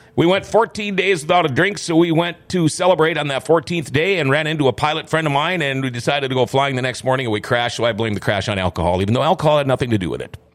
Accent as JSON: {"language": "English", "town": "Thief River Falls", "region": "Minnesota", "country": "United States", "tie": "born or raised there", "also_born_or_lived": "Crookston, Minnesota / California / North Dakota", "said": "the beginning of fifth grade, we packed up and moved, uh, back to her hometown in Thief River. And so I consider Thief River Falls to be my hometown"}